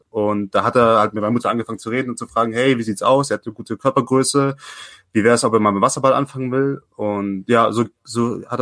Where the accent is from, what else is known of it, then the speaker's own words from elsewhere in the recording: Leipzig, Saxony, Germany; ich bin 22 und ich komme ursprünglich aus Leipzig, aber da bin ich nicht lang geblieben. Ich war zwischendurch in Chemnitz, ich war auch in Plauen und dann auch noch ein Jahr lang in New York.